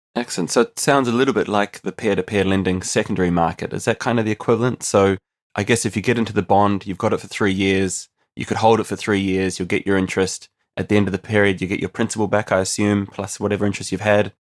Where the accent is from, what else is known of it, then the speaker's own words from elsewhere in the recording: New Zealand; moved away as an adult; now in Ireland; I'm actually originally from New Zealand, but I've been living on an island now for almost ten years